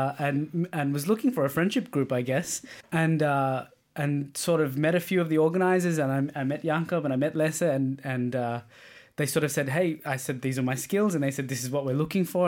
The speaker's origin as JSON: {"language": "English", "country": "Australia", "moved": "as an adult", "lives_now": "Denmark", "said": "as an Australian"}